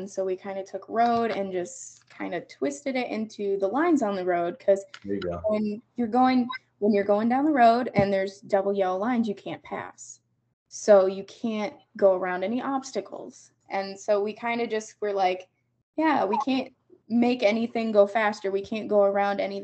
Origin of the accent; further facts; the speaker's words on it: Wellington, Ohio, United States; Wellington High School. So I was born and raised in Wellington.